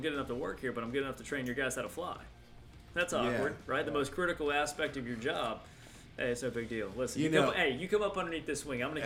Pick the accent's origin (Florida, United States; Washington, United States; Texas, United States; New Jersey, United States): Florida, United States; South; moved away as an adult; also born or lived in Gainesville / Orlando; I come from South Florida